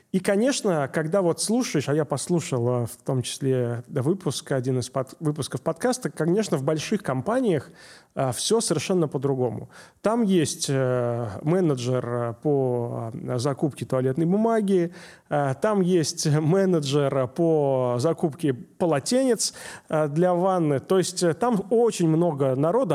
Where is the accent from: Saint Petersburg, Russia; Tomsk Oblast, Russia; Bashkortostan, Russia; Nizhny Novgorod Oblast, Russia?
Saint Petersburg, Russia; я из Питера